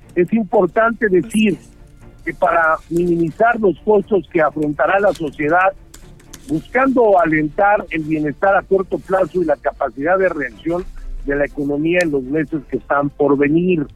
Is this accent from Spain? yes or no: no; Mexico; Son mexicanos como yo